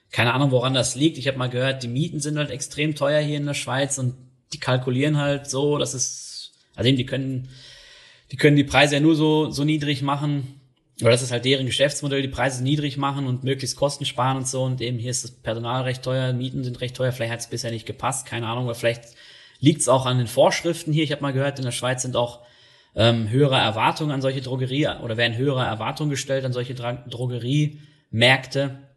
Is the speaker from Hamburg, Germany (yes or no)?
no; North Rhine-Westphalia, Germany; Dann zumindest in der Region, wo ich groß geworden bin, in NRW, da ist es so, dass dann alle sich einen Bollerwagen schnappen